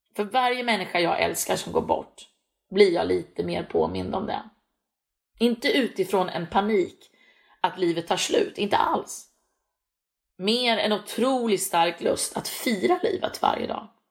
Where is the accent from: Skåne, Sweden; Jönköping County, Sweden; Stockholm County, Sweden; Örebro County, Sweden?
Örebro County, Sweden; Örebro; also born or lived in Näsinge, Strömstad, Bohuslän; Jag är född och uppvuxen i Örebro